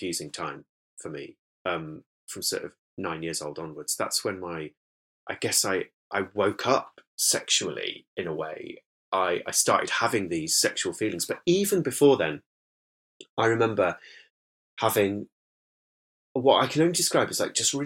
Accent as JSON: {"language": "English", "town": "Whitby", "region": "Yorkshire and the Humber", "country": "United Kingdom", "tie": "born or raised there", "accent": "northern lilt", "moved": "as an adult", "said": "born in Whitby in North Yorkshire, and I was raised there, well, sort of in villages near Whitby and then in Whitby itself for the first 18 years of my life."}